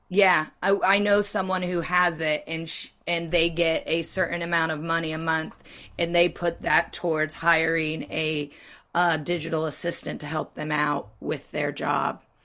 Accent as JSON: {"language": "English", "country": "United States", "said": "I'm American"}